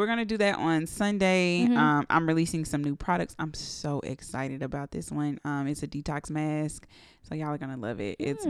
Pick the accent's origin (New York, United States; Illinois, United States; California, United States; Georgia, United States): Georgia, United States; College Park; I am from Atlanta.